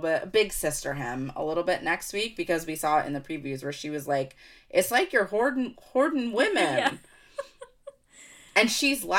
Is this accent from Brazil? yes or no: no; United States